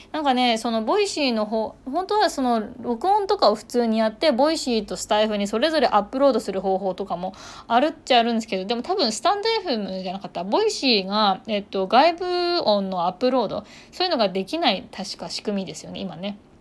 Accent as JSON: {"language": "Japanese", "region": "Ishikawa", "country": "Japan", "tie": "born or raised there", "moved": "yes", "lives_now": "Kochi, Japan", "said": "私これ地元石川県"}